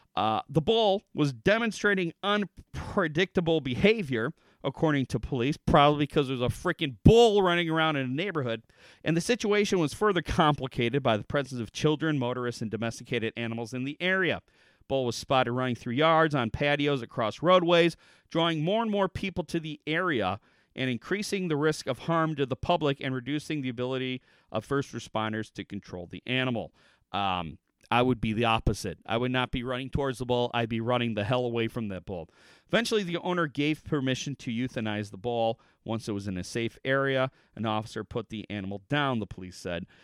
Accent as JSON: {"language": "English", "country": "United States", "said": "us as the American public"}